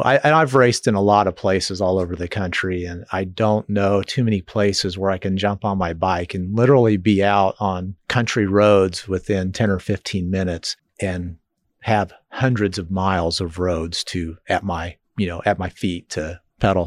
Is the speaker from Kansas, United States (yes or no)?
yes; Lenexa, Kansas, United States; moved away as an adult; now in Manhattan, United States; Lenexa, Overland Park area is where I grew up